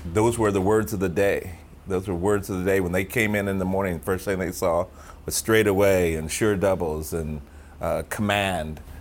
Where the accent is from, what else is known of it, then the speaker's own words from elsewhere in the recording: Sacramento, California, United States; we're from Sacramento